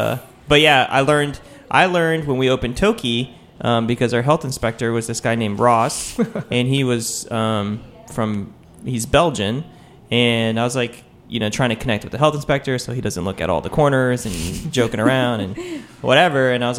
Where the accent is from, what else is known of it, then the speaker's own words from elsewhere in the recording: Taipei, Taiwan; born there; I was born in Taipei